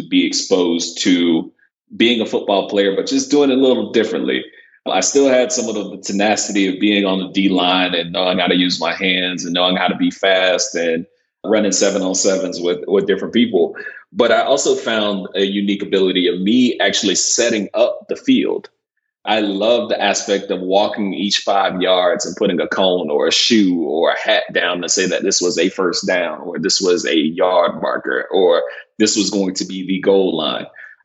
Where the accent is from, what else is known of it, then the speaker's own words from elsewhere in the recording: Boynton Beach, Florida, United States; moved away as an adult; now in Texas, United States; I grew up in South Florida in a small town called Boynton Beach, which is roughly about 40 minutes north of Miami.